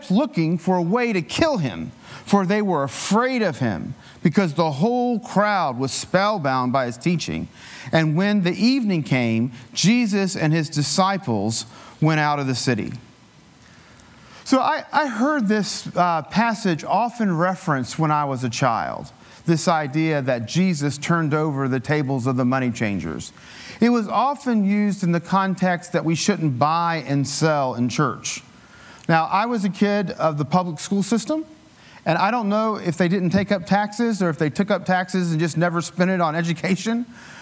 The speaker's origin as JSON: {"language": "English", "region": "Appalachian Mountains", "country": "United States", "tie": "born or raised there", "said": "I grew up in the Appalachian Mountains. It was, you know, rural"}